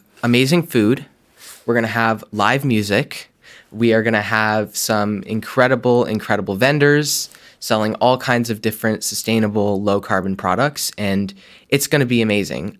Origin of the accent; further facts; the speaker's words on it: Vermont, United States; growing up in Vermont